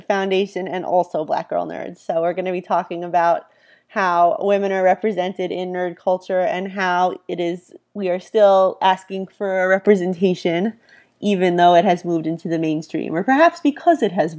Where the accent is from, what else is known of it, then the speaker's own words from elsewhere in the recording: Holland, Pennsylvania, United States; That's really funny, because I'm from Holland, Pennsylvania.